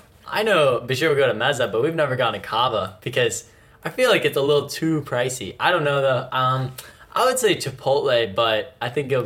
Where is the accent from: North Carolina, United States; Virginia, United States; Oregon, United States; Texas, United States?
Virginia, United States; Richmond; I'm from Richmond